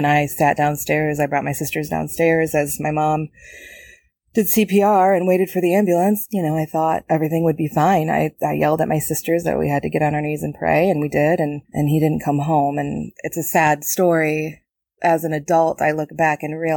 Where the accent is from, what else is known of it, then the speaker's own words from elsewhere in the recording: Rockford, Michigan, United States; I'm from Rockford, Michigan.